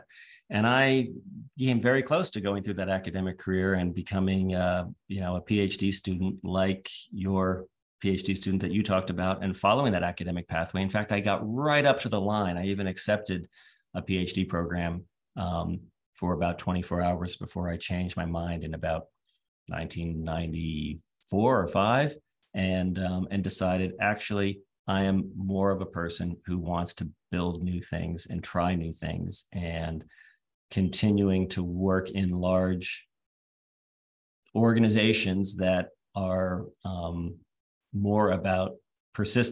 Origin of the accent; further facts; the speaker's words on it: East Coast of the US, United States; moved away as an adult; also born or lived in United Kingdom; now in Australia; where I was growing up on the East Coast of the US in the 1980s